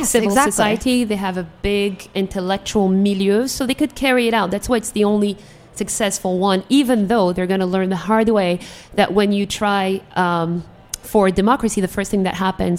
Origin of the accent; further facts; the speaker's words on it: Algeria; because I'm from Algeria and we didn't really have an Arab Spring.